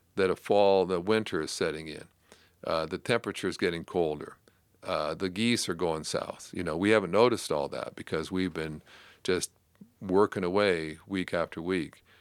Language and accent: English; Canada; I grew up in Canada